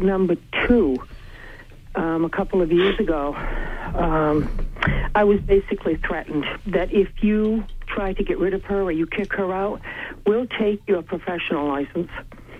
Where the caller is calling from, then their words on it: Bangor, Maine, United States; I'm calling from Bangor.